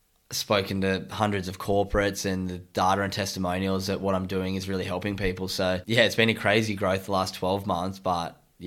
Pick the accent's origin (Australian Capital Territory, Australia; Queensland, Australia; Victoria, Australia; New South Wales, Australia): New South Wales, Australia; Sydney; now in Gold Coast, Australia